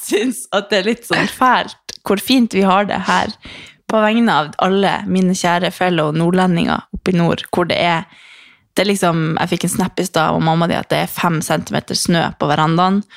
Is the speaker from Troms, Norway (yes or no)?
yes; Harstad, Troms, Norway; moved away; så bodde jo jeg hjemme i Harstad